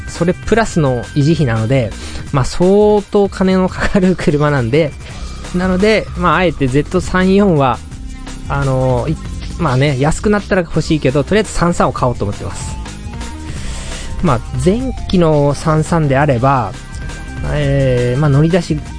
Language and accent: Japanese; Tochigi, Japan; 僕の地元の栃木県っていうのは海がありません。